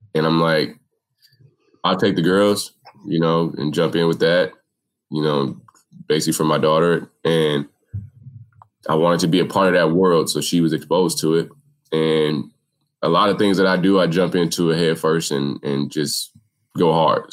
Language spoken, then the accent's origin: English; Minneapolis, Minnesota, United States; I grew up in Minneapolis. I've been here my whole life.